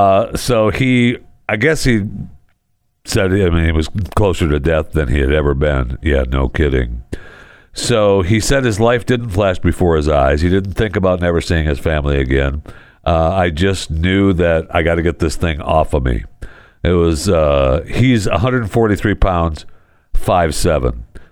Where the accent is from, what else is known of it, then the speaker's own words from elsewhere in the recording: Michigan, United States; also born or lived in Florida; now in Dallas-Fort Worth, United States; I know I was born in Michigan, and Michigan is my home state. But I spent many years in Florida, and I love Florida. And I miss living in Florida. I mean, right now I'm living in Texas, in the DFW, but I miss Florida.